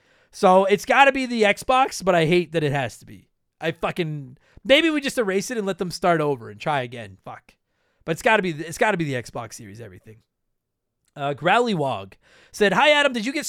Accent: Canada; For baseball, I'm a Jays fan because I'm Canadian.

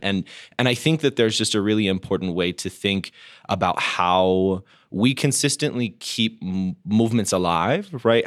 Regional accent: Denver, Colorado, United States; when I was growing up in Denver, we identified as like the West Coast.

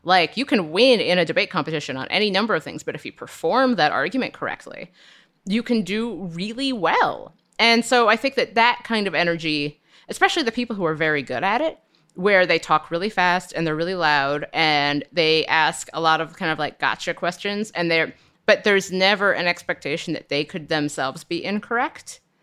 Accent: Cincinnati, Ohio, United States; I'm from Cincinnati and we have an ice cream called Grater's Ice Cream

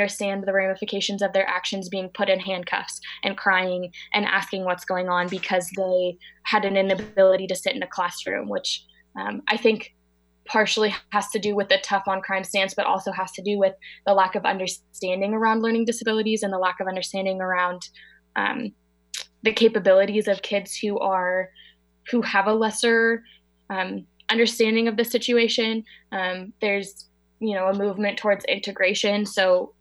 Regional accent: Marin County, California, United States; I'm from Marin County, in California. It's right outside of San Francisco, about 25 minutes.

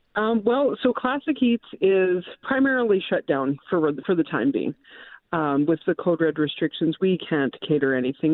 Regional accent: Winnipeg, Manitoba, Canada; I grew up in the North End, went to St. John's High School

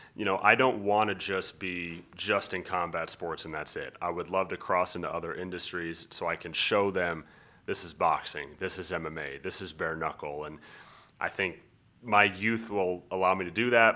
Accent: Colorado, United States; also born or lived in San Diego, California; I was born in San Diego, California. but I've lived in Colorado my whole life

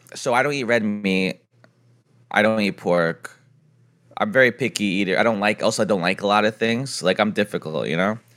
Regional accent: San Diego, California, United States; I'm from San Diego.

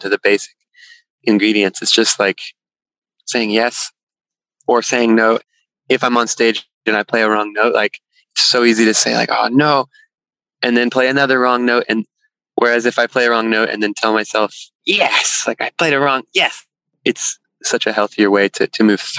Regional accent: Texas Hill Country, United States; moved away as an adult; also born or lived in Boston; now in Topanga, United States; I grew up in Texas in the hill country, like just landlocked from the ocean

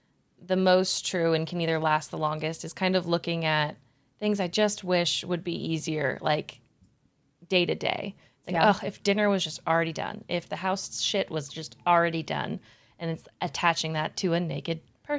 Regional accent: the Bay Area, California, United States; I'm from the Bay Area

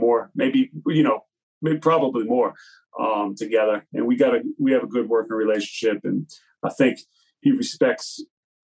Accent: Massachusetts, United States; I grew up out here in Mass

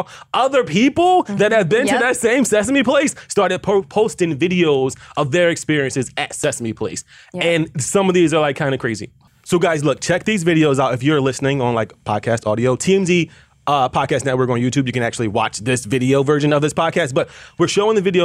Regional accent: Philadelphia, Pennsylvania, United States; I am from Philly

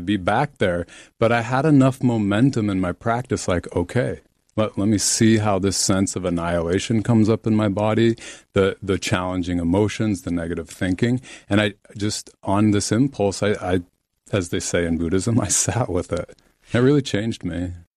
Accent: Salt Lake City, Utah, United States; I was raised Mormon in Salt Lake City, Utah

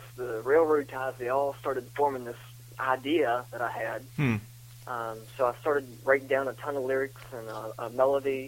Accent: Augusta, West Virginia, United States; Born and raised in Augusta, West Virginia. We're located in the Eastern Panhandle

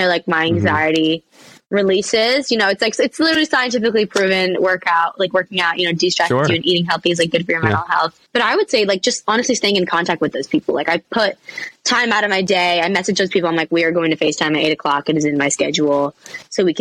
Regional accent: Vancouver, British Columbia, Canada; also born or lived in England; my hometown stadium, which is Rogers Arena back home in Vancouver

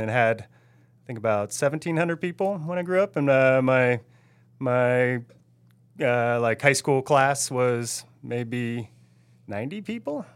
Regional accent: Oregon, United States; also born or lived in Ottawa, Ontario, Canada; two years after I was born, we moved back to Oregon. And, uh, that's where I'm from, where I feel like I'm still from, no matter what

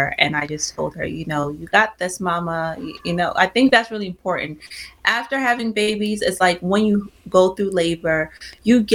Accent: Nigeria; I'm Nigerian

